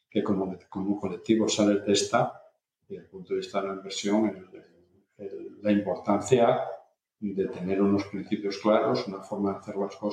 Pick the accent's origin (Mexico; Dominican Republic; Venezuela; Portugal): Portugal; Spanish is a second language; Resulta que es mucho más fácil aprender castellano siendo portugués que, lo contrario, porque tiene una fonética endiablada, pero por lo menos un poquito pues, para poder